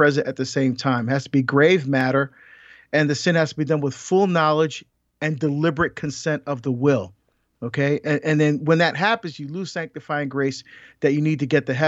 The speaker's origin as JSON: {"language": "English", "area": "near Paterson", "region": "New Jersey", "country": "United States", "tie": "born or raised there", "said": "Patterson, New Jersey, which is near where I grew up"}